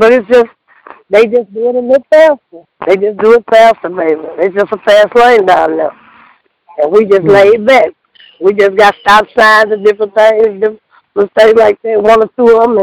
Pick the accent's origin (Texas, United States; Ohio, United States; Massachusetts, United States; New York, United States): Texas, United States; Cleveland; I'm from Cleveland, Texas. Born and raised.